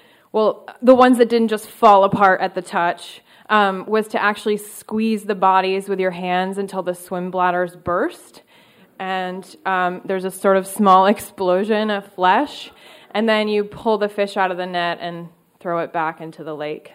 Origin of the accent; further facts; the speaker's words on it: Syracuse, New York, United States; moved away; I'm from Syracuse, New York, and I live in cold, harsh conditions